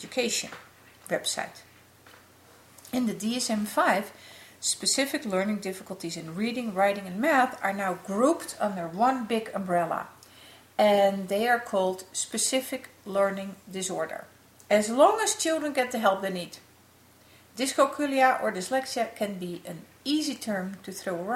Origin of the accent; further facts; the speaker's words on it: Netherlands; the city of Amsterdam in my home country